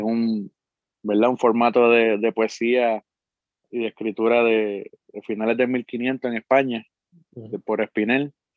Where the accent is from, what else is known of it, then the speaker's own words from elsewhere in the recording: Arecibo, Puerto Rico; Nací y me crié en Arecibo, en el barrio Sabanahoyo